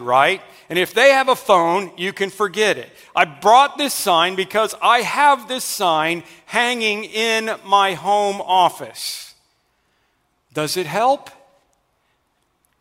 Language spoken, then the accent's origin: English; Oklahoma, United States; I'm from Oklahoma. That Twister movie was made about the area that I grew up